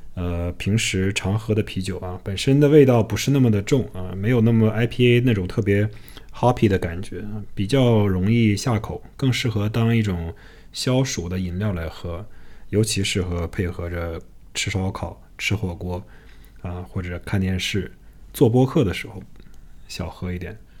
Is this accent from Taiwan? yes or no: no; China; now in United States; 我们来自于中国的家庭